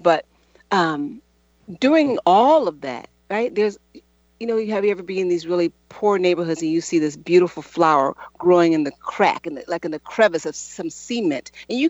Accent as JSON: {"language": "English", "town": "Chicago", "region": "Illinois", "country": "United States", "tie": "born there", "said": "I was born on the South Side of Chicago, born into poverty, drug addiction"}